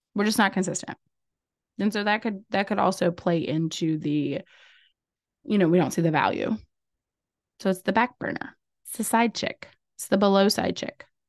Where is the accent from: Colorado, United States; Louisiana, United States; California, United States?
Louisiana, United States; I'm from Louisiana